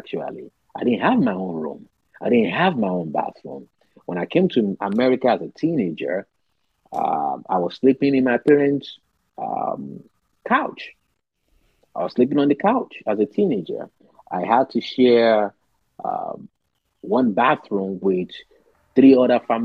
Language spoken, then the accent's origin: English; Nigeria; now in United States; Growing up in Nigeria